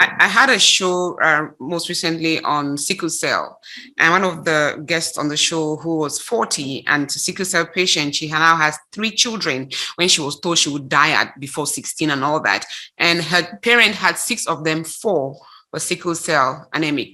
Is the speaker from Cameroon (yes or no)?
yes; Cameroon; moved away as an adult; now in United States; I grew up in Cameroon. I now live in the United States, but I am a full blown Cameroonian, came here as an adult